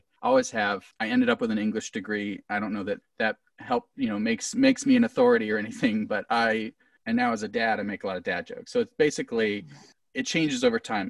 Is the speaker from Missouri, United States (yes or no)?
yes; Camdenton, Missouri, United States; I grew up in Camdenton, which is Lake of the Ozarks